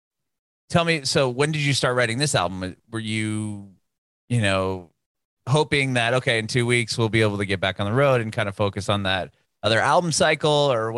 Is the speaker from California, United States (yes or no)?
yes; Southern California, United States; now in Nashville, United States; I'm in Nashville now, but I'm from Southern California.